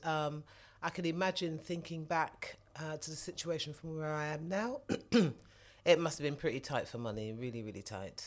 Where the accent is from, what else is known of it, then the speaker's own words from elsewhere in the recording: London, United Kingdom; I grew up in southwest London, spent most of my time in the Wandsworth borough, so that's where I, that's where I grew up